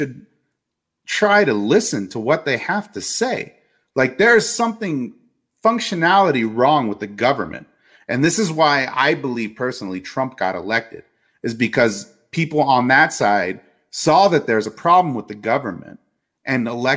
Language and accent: English; United States; as an American citizen